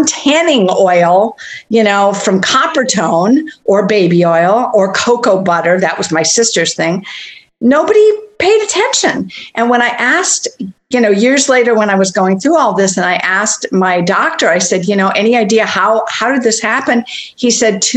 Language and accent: English; St. Paul, Minnesota, United States; I grew up in St. Paul, Minnesota